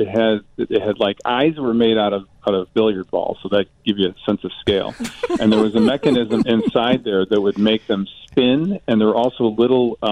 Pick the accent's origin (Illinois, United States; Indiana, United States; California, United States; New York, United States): Illinois, United States; Berwyn; I grew up in Berwyn